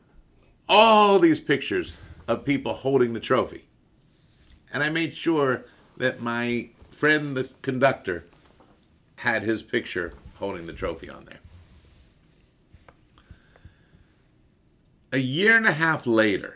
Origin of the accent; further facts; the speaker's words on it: Baltimore, Maryland, United States; moved away; a kid like anybody else in Baltimore loving the Orioles